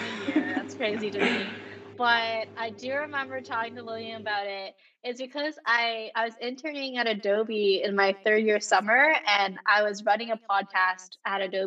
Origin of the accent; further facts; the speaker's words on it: Canada; I am Canadian